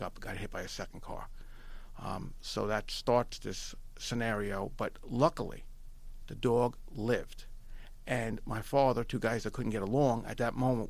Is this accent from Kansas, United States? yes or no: no; Long Island, New York, United States; also born or lived in Astoria, Queens, New York; we moved out of the city and moved into Long Island